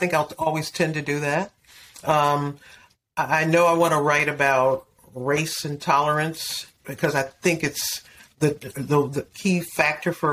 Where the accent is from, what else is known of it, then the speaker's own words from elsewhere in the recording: Detroit, Michigan, United States; I grew up in Detroit